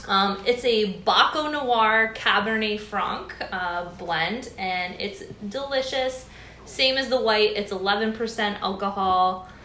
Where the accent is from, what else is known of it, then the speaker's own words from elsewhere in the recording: Norfolk County, Ontario, Canada; I'm also a Norfolk County girl as well, born and raised here on a former tobacco farm between Simcoe and Delhi, out near Nixon